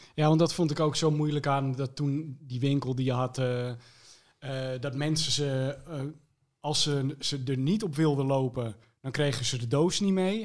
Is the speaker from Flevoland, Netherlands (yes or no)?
yes; Almere, Flevoland, Netherlands; ik ben eh, opgegroeid in Almere